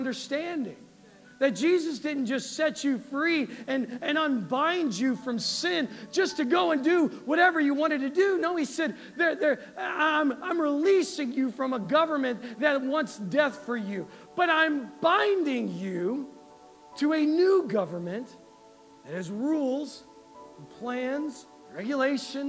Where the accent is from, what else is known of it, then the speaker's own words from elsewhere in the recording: United States; We're Americans.